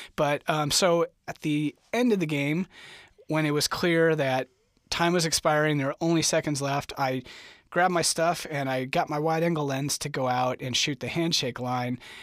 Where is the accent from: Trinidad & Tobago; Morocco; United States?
United States; St. Charles, Missouri; moved away as an adult; now in Lawrence, United States; I'm from Saint Charles, Missouri